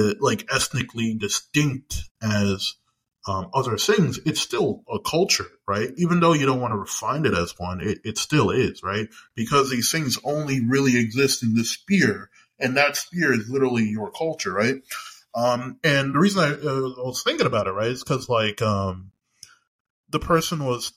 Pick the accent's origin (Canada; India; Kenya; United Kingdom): Canada; I would say I am more Canadian than I am Jamaican, but I say this because the school system I grew up in was Canadian.